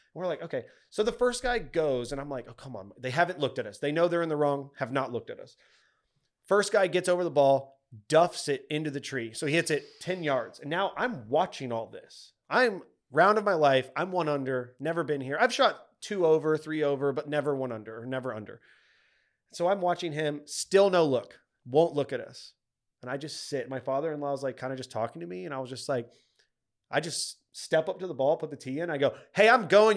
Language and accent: English; Texas, United States; we grew up in Texas, we're Cowboys fans